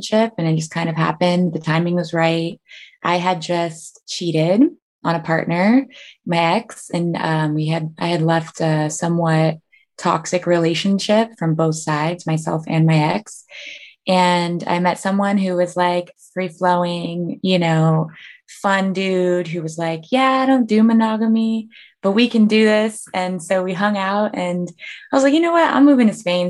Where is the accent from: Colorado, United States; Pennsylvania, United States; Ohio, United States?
Colorado, United States; Denver; moved away as an adult; also born or lived in Seattle; now in Miami, United States; I'm from Denver. I lived in Seattle for the last 10 years until I moved to where I am now in Miami, Florida